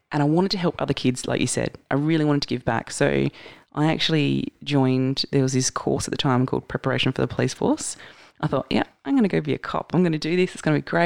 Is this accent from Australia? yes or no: yes; Mandurah, Western Australia, Australia; I was from Kudnup